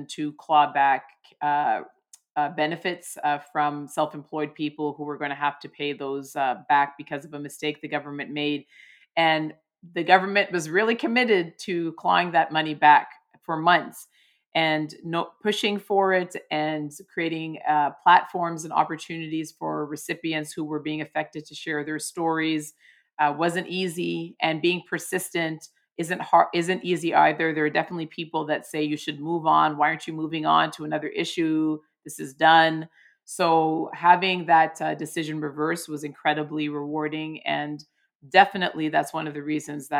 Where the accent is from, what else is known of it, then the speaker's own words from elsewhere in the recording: Toronto, Ontario, Canada; I come from Toronto, which is an incredibly multicultural city